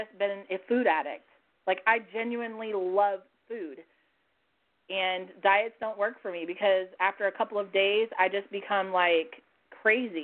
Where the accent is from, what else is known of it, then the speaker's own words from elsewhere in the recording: California, United States; I'm from California